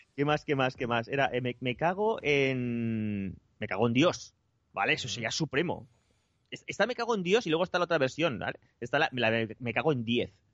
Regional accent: Spain; somos los españoles

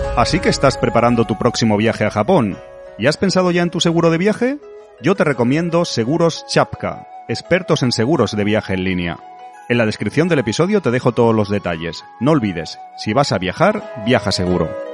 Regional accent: Andalusia, Spain; soy un poco de, origen andaluz y tengo ahí mi, mi deje a lo exagerado

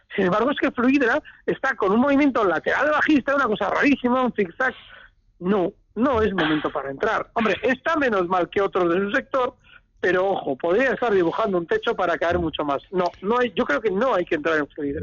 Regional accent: Bilbao, Basque Country, Spain; moved away; me he escondido en mi tierra

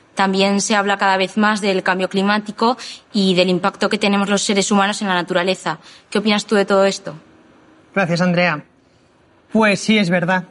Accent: Spain; no soy la única española que ha terminado los ocho miles

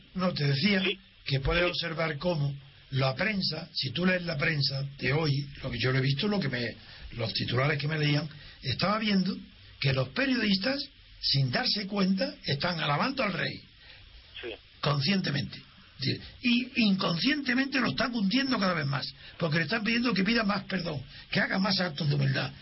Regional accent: Spain; soy español

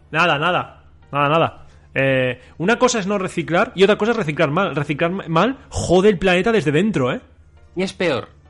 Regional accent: Catalonia, Spain; Aquí no se tira nada, somos catalanes

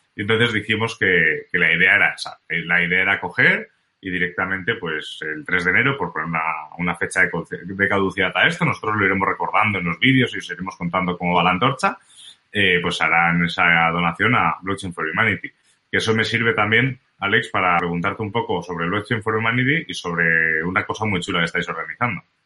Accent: Spain; como buen español

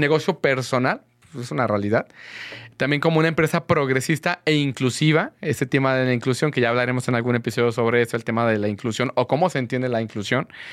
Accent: Guadalajara, Jalisco, Mexico; yo soy de Guadalajara

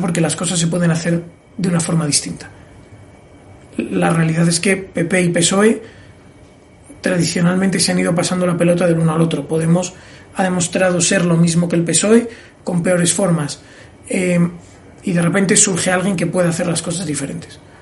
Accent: Oviedo, Asturias, Spain; moved away as an adult; also born or lived in Gijón / North Carolina; now in Madrid, Spain; un asturiano cualquiera que estudia en Oviedo, nací en Gijón, vamos, nací en Gijón, estudié

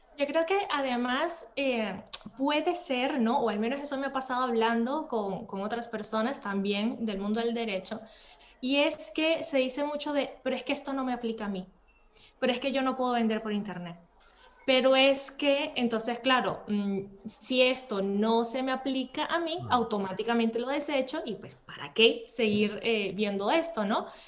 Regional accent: Venezuela; moved away as an adult; also born or lived in Spain; now in Matosinhos, Portugal; yo soy de Venezuela y por eso es que mi español es así más fluido, inclusive que mi portugués, ¿no? En Venezuela estudié derecho

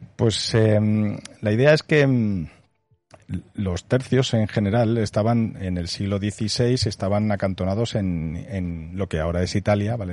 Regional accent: Spain; nosotros como españoles

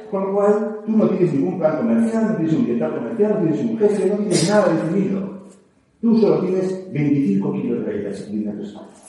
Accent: Navarre, Spain; Soy peor, soy Navarro.

